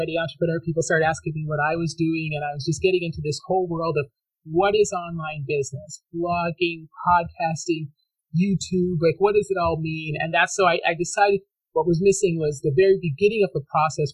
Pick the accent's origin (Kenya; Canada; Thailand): Canada; I grew up in Canada